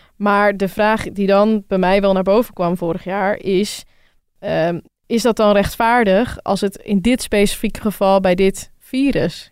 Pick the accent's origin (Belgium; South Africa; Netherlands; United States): Netherlands; Rotterdam, South Holland; Ik kom uit Rotterdam